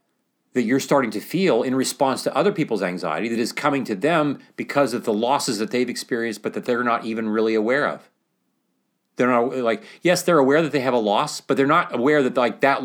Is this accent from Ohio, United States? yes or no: yes; Mount Pleasant, Ohio, United States; We depend upon telling a story in which I'm just living my life here, growing up in Mount Pleasant, Ohio